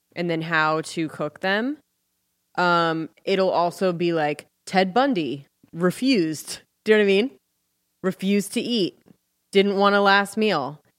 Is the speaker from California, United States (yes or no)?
yes; Ventura, California, United States; moved away; my hometown